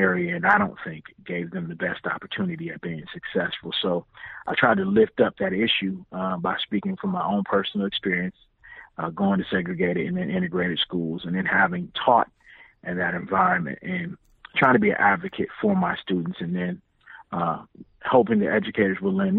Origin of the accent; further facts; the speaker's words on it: Illinois, United States; now in Charlotte, United States; I'm originally from Illinois